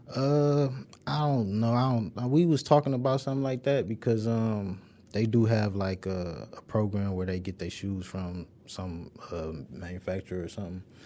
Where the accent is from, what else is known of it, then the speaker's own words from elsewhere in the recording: Detroit, Michigan, United States; I'm from the west side. I went to Northwestern and Murray Wright High School, so from the Linwood, Dexter area.